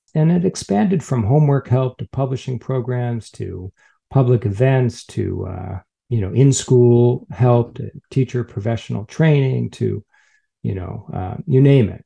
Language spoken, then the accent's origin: English; Chicago, Illinois, United States; now in San Francisco, United States; I'm from Chicago originally